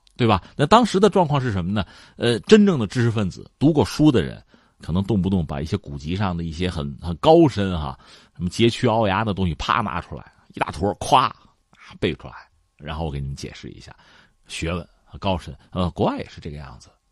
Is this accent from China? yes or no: yes; China; 我们中国人